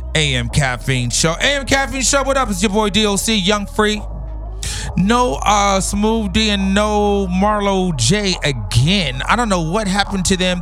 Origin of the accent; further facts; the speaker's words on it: Los Angeles, California, United States; also born or lived in New York; I'm not born here, but I'm raised here. I've been here since the age of uh, six. So LA is all I know